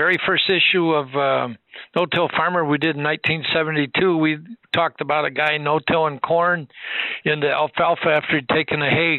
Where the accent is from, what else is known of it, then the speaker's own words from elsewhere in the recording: Michigan, United States; We didn't have any cotton in Michigan